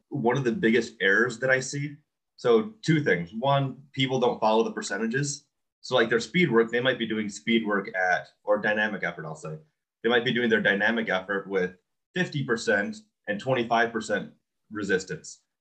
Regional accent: Iola, Wisconsin, United States; also born or lived in Stevens Point, Wisconsin / Appleton, Wisconsin; I grew up in Iola, Wisconsin

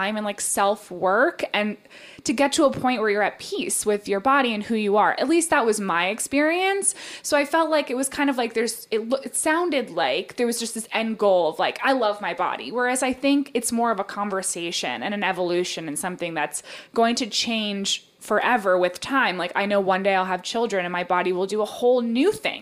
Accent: United States; I am American as it gets

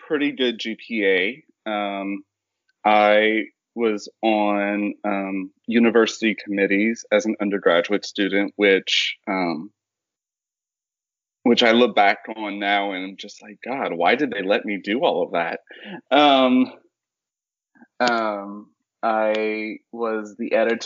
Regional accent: Larose, Louisiana, United States; moved away as an adult; also born or lived in North Carolina / Ohio; now in Memphis, United States; my hometown is La Rose, Louisiana

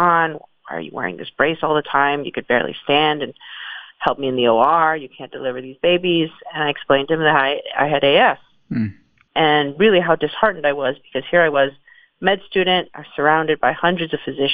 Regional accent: New York City, New York, United States; moved away as an adult; also born or lived in San Francisco; I grew up in the Bronx.

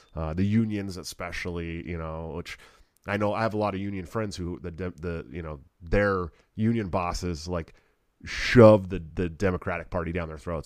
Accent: Bay Area, outside of Oakland, California, United States; now in Iowa, United States; I'm from the Bay Area, California, outside of Oakland.

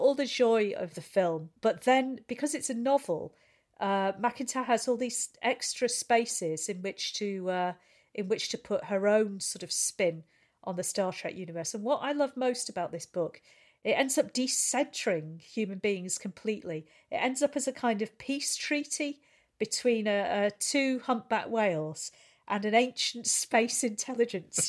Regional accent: St Helens, North West England, United Kingdom; I'm from Saint Helens. I just work in outer

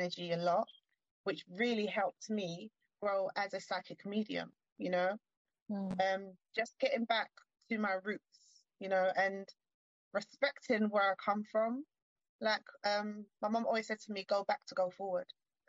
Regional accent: England, United Kingdom; born there; I was born in England. My mother is from Uruguay, South America.

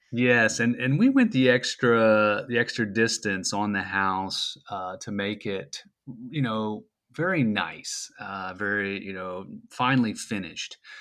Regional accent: Frederick, Maryland, United States; I'm from Frederick, Maryland, and I'm living here just north of downtown

